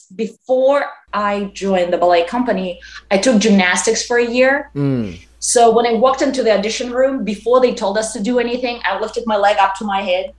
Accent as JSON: {"language": "English", "country": "Kazakhstan", "tie": "born or raised there", "moved": "as an adult", "lives_now": "United States", "said": "I grew up in Kazakhstan, and I trained and toured with a ballet company there."}